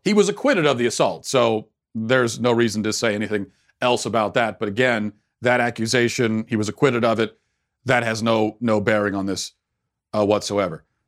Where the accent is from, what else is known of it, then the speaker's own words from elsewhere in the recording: United States; as an American citizen myself